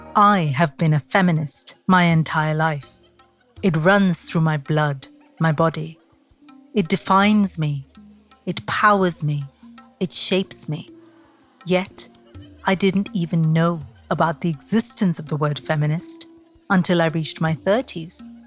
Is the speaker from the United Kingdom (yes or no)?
no; Mumbai, Maharashtra, India; I grew up in Mumbai as a sort of very naive thirteen-year-old in a very traditional family in Mumbai